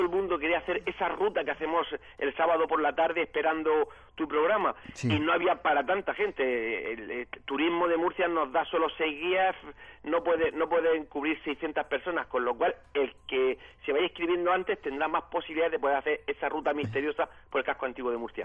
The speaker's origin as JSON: {"language": "Spanish", "country": "Senegal", "said": "Soy vuestro amigo senegalés"}